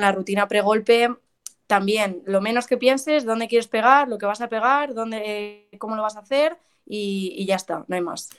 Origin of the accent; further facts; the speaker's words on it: Madrid, Community of Madrid, Spain; also born or lived in South Carolina; soy de aquí de Madrid. Eh, tengo 24 años, llevo aquí en Madrid toda mi vida